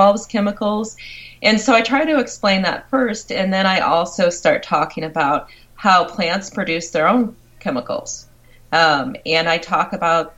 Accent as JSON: {"language": "English", "region": "Michigan", "country": "United States", "said": "I'm from Michigan"}